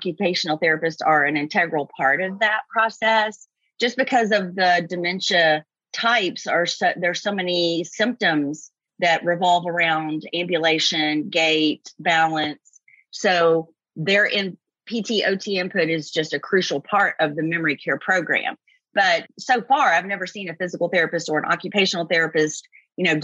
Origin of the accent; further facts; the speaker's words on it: Kentucky, United States; I grew up in Kentucky and I went to Eastern Kentucky University.